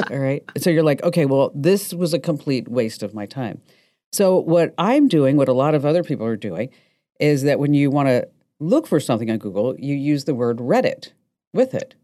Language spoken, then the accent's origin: English; New Jersey, United States; I'm from New Jersey